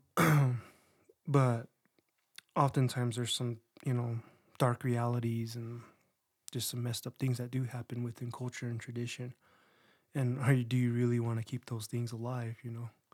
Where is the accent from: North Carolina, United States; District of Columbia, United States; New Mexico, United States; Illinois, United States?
New Mexico, United States; San Juan Pueblo; moved away as an adult; also born or lived in Las Vegas, Nevada / Navajo Nation; I was born in Las Vegas, Nevada. Born in sin, you know. and then um, when I was about ten or eleven, we moved to San Juan Pueblo, and I was there till I was uh, around eighteen